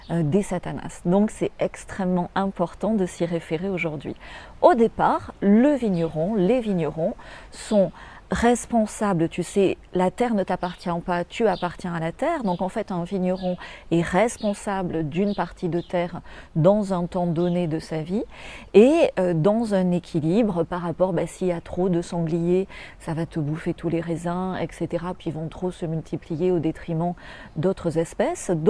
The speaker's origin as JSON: {"language": "French", "country": "France", "said": "Donc le vin, euh, quand on est français, quand on est francophone, d'abord c'est des racines."}